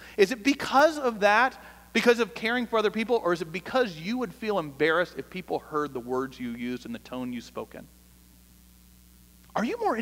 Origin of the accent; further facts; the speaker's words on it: Atlanta, Georgia, United States; moved away as an adult; now in Austin, United States; I grew up in Atlanta